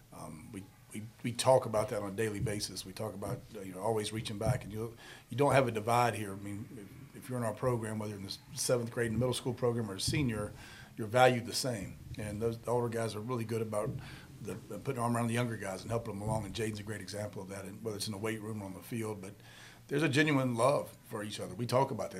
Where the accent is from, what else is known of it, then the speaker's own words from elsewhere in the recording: Charlotte, North Carolina, United States; born and raised in Charlotte.